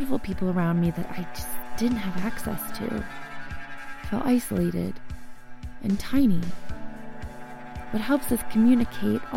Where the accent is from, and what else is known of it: United States